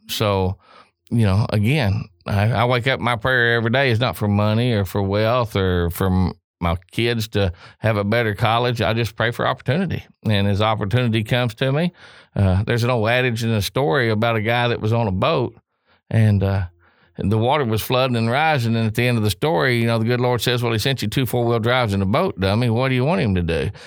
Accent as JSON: {"language": "English", "region": "Oklahoma", "country": "United States", "tie": "born or raised there", "moved": "as an adult", "lives_now": "Jackson, United States", "said": "I come from Oklahoma, so we was all driving. I mean, I was driving in Hayfield at six years old"}